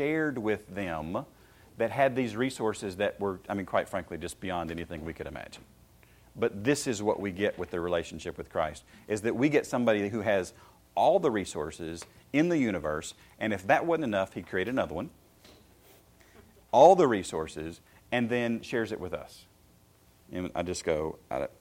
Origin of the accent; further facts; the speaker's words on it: Shelbyville, Tennessee, United States; I grew up in Shelbyville, Tennessee, in walking horse country.